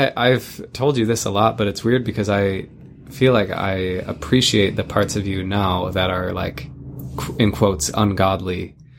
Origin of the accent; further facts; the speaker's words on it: Midwest, United States; moved away; where we grew up in the Midwest.